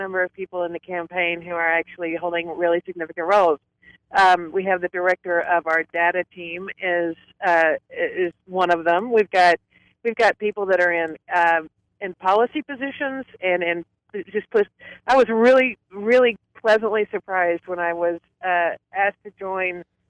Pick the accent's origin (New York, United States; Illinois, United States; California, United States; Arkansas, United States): Arkansas, United States; I grew up in Arkansas